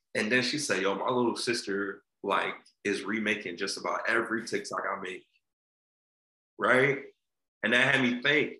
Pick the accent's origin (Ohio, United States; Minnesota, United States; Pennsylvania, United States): Pennsylvania, United States; Philadelphia; I'm an entertainer from West Philly